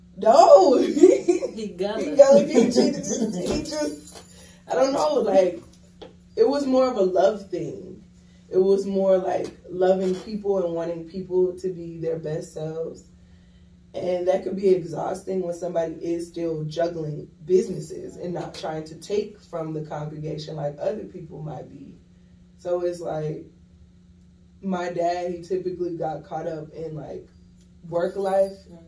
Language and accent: English; Johns Island, South Carolina, United States; also born or lived in Charleston, South Carolina; I am from Charleston, South Carolina. I was born and raised in Johns Island, South Carolina. That's a really small Gullah Geechee community